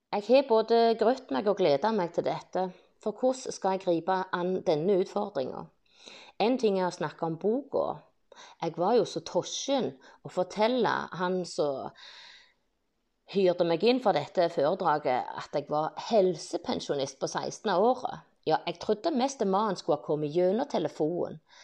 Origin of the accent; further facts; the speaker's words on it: Bryne, Rogaland, Norway; jeg ble født på Brynehaugen i 1969. Jeg har barndomsminner fra skogen på Bryne